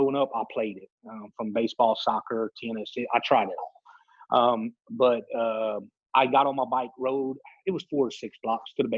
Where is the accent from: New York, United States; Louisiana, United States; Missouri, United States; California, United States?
Louisiana, United States; Lake Arthur; also born or lived in Jennings, Louisiana; Growing up in Lake Arthur, a small town, everybody knows everyone